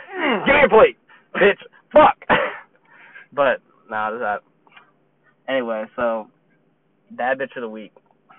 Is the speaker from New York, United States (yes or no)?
yes; Brooklyn, New York, United States; This is no, New York. Brooklyn.